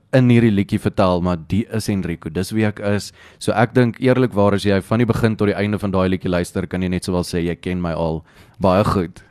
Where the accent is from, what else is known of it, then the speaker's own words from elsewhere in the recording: Pretoria, Gauteng, South Africa; Ek's van Pretoria af, my hele lewe lank in Pretoria groot geword, daar gebly, Dit's my my tuisdorp